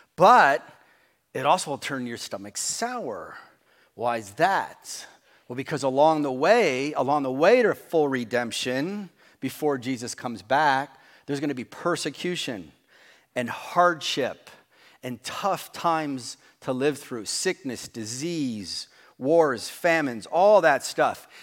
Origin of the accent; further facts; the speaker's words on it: New Jersey, United States; We grew up in New Jersey